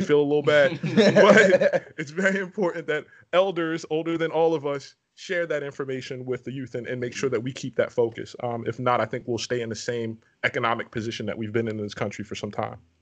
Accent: New York City, New York, United States; now in Virginia, United States; I'm originally from Brooklyn, New York

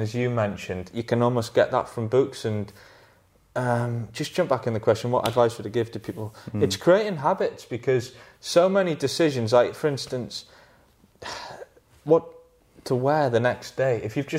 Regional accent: Northumberland, North East England, United Kingdom; I grew up in Northumberland and I took all of... I just live on the River Tyne. I live near Hadrian's Wall, so close to the Lake District.

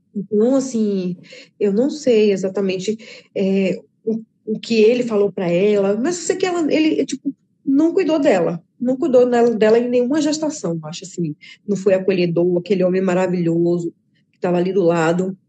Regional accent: Bahia, Brazil; moved away as an adult; now in João Pessoa, Brazil; eu morava na Bahia e tenho seis meses morando em João Pessoa, na Paraíba.

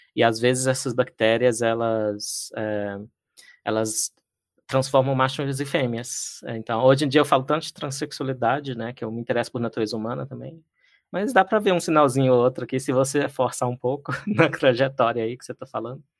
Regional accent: Patos de Minas, Minas Gerais, Brazil; also born or lived in Lagamar; eu sou de Minas, sou do interior de Minas, eh, nasci em Patos de Minas

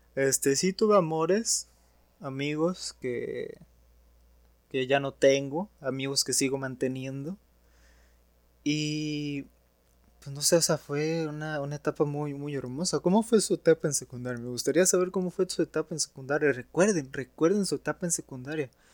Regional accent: Matamoros, Tamaulipas, Mexico; also born or lived in Ciudad Victoria, Tamaulipas; yo nací en Victoria y me vine acá a Matamoros cuando empecé la mi primaria.

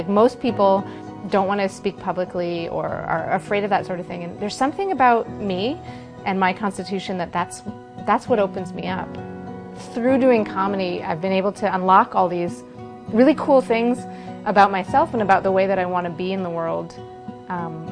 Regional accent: United States; moved away as an adult; now in Canada; I left the US of A in 2000-ish

